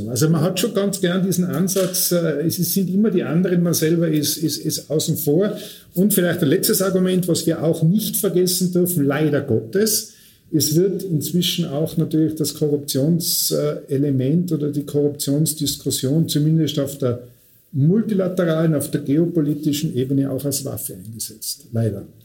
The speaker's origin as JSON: {"language": "German", "region": "Tyrol", "country": "Austria", "moved": "yes", "said": "ich komme ursprünglich aus Tirol, wenn man vielleicht noch einen Akzent hört"}